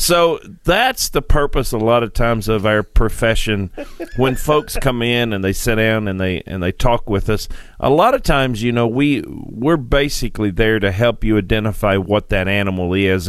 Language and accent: English; Sparta, Tennessee, United States; I grew up here in Tennessee on a farm in Sparta, Tennessee